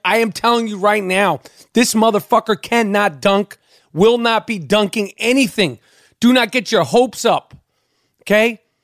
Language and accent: English; New York City, New York, United States; In the 70s, you know, I grew up in Manhattan